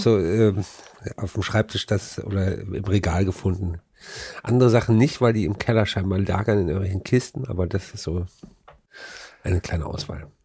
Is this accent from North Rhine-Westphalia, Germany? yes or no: yes; Frechen, North Rhine-Westphalia, Germany; da, wo ich groß geworden bin, das war, ähm, ist eine Vorstadt von Köln